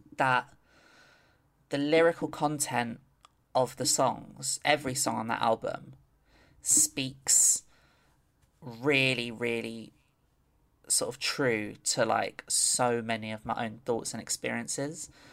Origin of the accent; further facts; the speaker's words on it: London, United Kingdom; I grew up in London